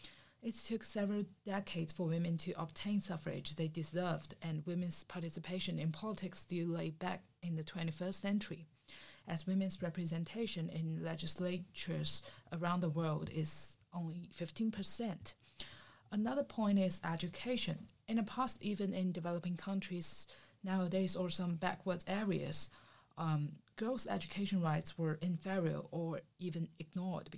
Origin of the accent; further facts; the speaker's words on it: China; I'm from China